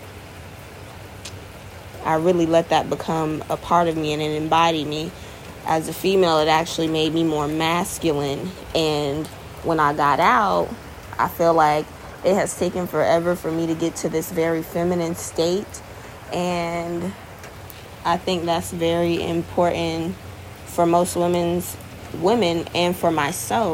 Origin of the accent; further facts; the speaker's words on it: Florida, United States; also born or lived in Virginia; I'm from Florida, so this is where I reside right now